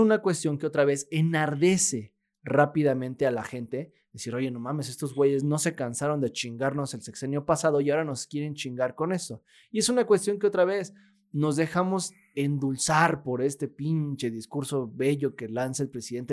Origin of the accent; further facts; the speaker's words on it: Mexico; vivimos los mexicanos